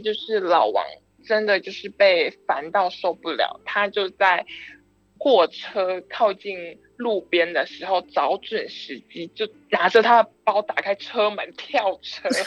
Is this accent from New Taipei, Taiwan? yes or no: no; Tainan, Taiwan; 因为我是台南人